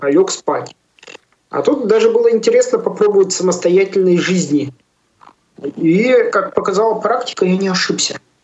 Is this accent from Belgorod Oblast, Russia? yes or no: no; Yarkovo, Tyumen Oblast, Russia; also born or lived in Yalutorovsk; now in Chelyabinsk, Russia; Ярково, откуда я родом, это между Тюменью и Тобольском село такое есть